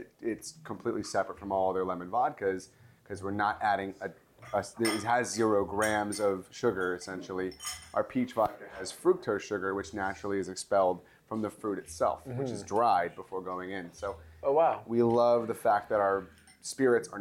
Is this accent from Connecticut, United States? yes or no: no; Los Angeles, California, United States; this is from my hometown, this is from LA, where I grew up